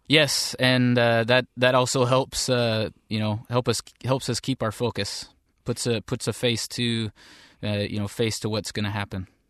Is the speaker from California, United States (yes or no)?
no; Seattle area, Washington, United States; I grew up in the Seattle area